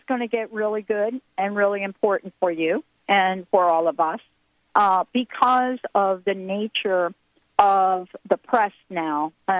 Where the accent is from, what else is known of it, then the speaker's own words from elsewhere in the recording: Morristown, New Jersey, United States; also born or lived in New York; I'm from Morristown, New Jersey.